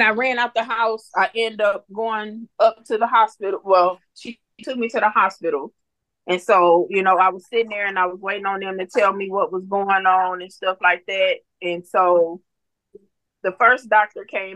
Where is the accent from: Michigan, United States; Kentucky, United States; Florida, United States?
Michigan, United States; Muskegon; moved away as an adult; also born or lived in Missouri; now in Texas, United States; we moved to Missouri in 2009. We're originally from Muskegon